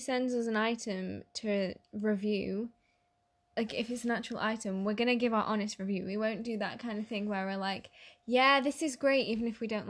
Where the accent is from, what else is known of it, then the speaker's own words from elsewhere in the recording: United Kingdom; we're British.